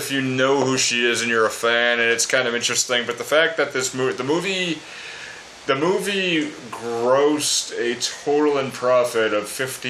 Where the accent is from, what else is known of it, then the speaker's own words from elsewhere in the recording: New England, United States; accent: New England; The four of us here are all from New England, and our New England accents pop out in one word